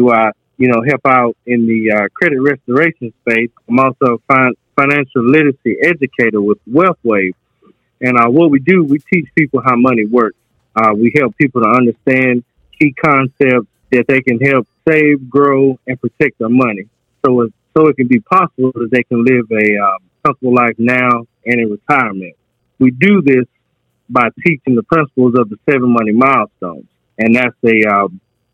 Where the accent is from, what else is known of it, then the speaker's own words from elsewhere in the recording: Goldston, North Carolina, United States; I'm from North Carolina, a little place called Golston